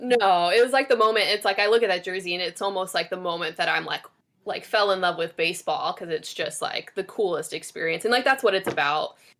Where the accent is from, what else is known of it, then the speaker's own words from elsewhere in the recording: Bay Area, California, United States; I grew up in the Bay Area